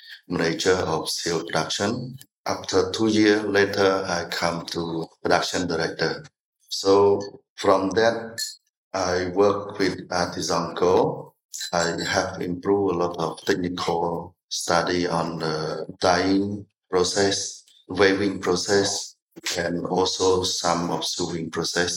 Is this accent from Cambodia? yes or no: yes; Kampong Cham, Cambodia; moved away as an adult; also born or lived in Prey Veng / Phnom Penh; I was born in Kampong Cham province.